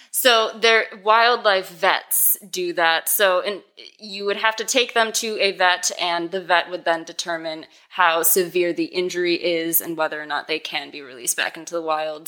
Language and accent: English; Racine, Wisconsin, United States; born or raised there; moved away as an adult; also born or lived in Oklahoma